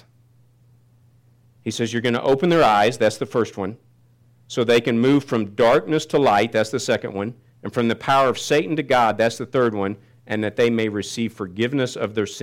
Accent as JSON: {"language": "English", "town": "Kansas City", "country": "United States", "tie": "born or raised there", "said": "I grew up in Kansas City, and we went to some really good Baptist churches."}